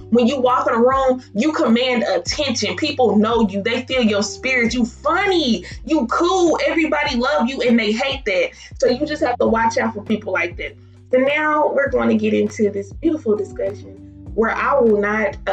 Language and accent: English; Milan, Tennessee, United States; moved away as an adult; now in Murfreesboro, United States; Um, I am from Milan. I currently live in Murfreesboro, Tennessee.